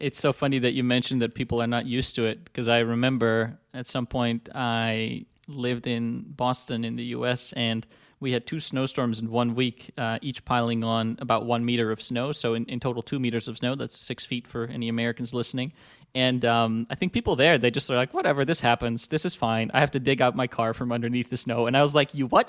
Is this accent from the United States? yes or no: no; Netherlands; I'm from the Netherlands, I'm Dutch